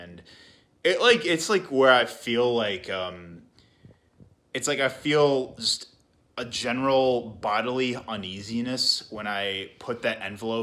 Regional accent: Illinois, United States; I'm from Illinois

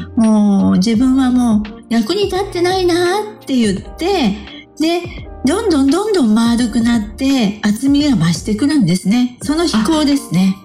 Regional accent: Matsue, Shimane, Japan; moved away; also born or lived in Okayama / Shimonoseki; 私の実家でありますね、松江

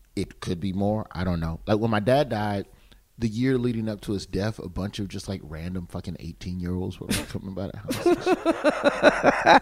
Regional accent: Birmingham, Alabama, United States; I grew up in Birmingham, which is essentially it's black

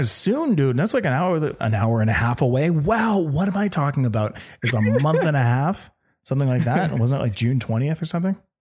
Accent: Canada; me being from Canada

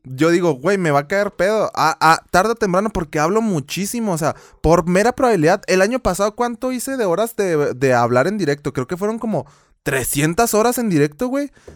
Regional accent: Chihuahua, Mexico; accent: Chihuahua; se me sale el acento de Chihuahua

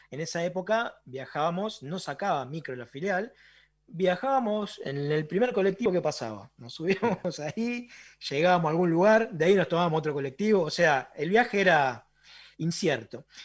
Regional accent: Boulogne, Buenos Aires Province, Argentina; yo soy de Boulogne

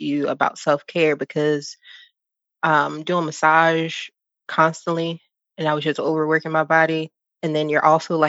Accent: Philadelphia, Pennsylvania, United States; also born or lived in Texas / Virginia; now in North Carolina, United States; I'm from Philadelphia.

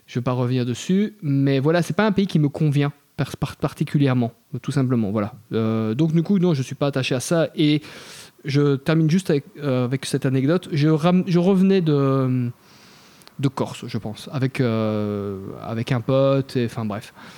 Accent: Belgium; je suis belge, mais on est vraiment un peuple sympa

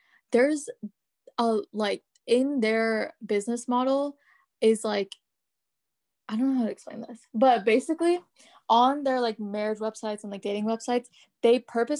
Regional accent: United States; all the South Asians I know, like, growing up in America and, like, being the new generation

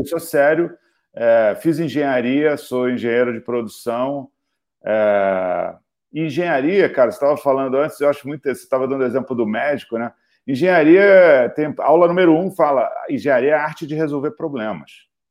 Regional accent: Rio de Janeiro, Brazil; moved away as an adult; now in São Paulo, Brazil; e eu sou carioca convicto, adoro Rio de Janeiro

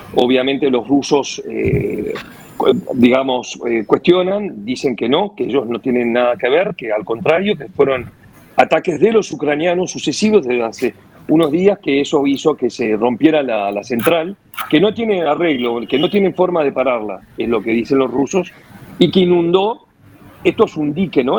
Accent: Uruguay; also born or lived in Madrid, Spain; now in Buenos Aires, Argentina; yo soy uruguayo

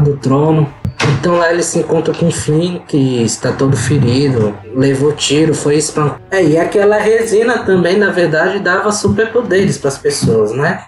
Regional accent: Brazil; nós somos brasileiros

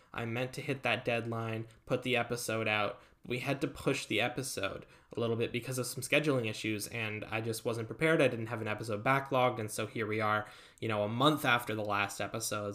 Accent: Vancouver, British Columbia, Canada; moved away as an adult; also born or lived in Ontario; I was born here and I lived here for most of my life, but I did my undergrad, at Western.

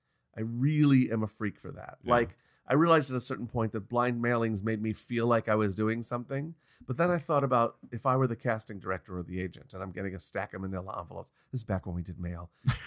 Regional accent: New York, United States; we're both from New York.

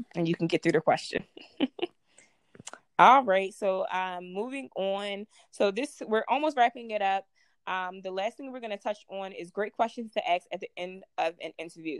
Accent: Baltimore, Maryland, United States; I'm from Baltimore, Maryland

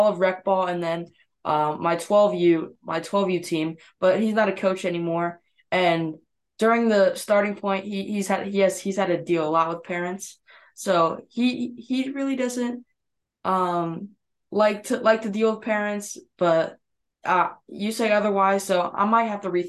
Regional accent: West Palm Beach, Florida, United States; I grew up in Florida. I grew up in the West Palm area. Actually, I was born in the West Palm area

